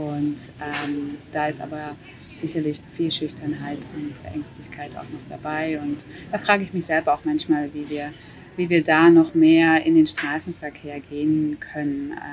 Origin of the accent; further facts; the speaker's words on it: Dresden, Saxony, Germany; ich bin auch in Dresden aufgewachsen und ähm, bin auch damals in Dresden nicht Fahrrad gefahren